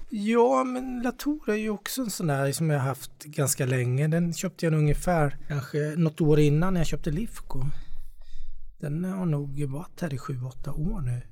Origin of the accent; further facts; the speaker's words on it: Småland, Sweden; jag är smålänning